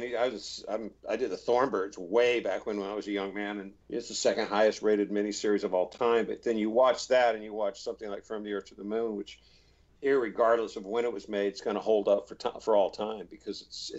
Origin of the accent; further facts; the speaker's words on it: Houston, Texas, United States; I grew up in Houston